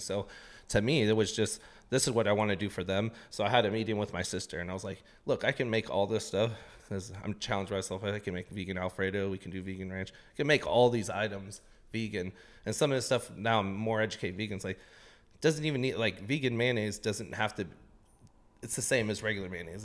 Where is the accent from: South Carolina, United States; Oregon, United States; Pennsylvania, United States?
Oregon, United States; Portland; also born or lived in East Los Angeles, California; We came here when I was a toddler, so I only know Portland. I'm actually from Southeast Portland